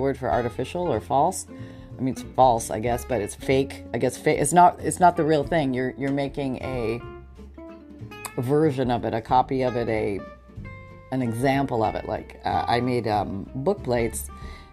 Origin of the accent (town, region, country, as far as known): Canada; moved away as an adult; now in United States